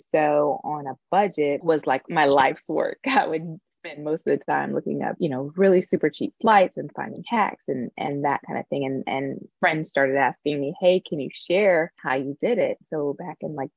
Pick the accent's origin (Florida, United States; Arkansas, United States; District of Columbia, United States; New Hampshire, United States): Florida, United States; Tampa; moved away as an adult; also born or lived in Atlanta, Georgia / New York; now in Los Angeles, United States; I'm originally from Tampa, Florida